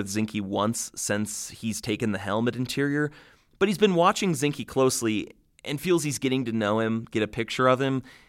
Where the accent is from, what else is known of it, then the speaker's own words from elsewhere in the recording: Montana, United States; our home state of Montana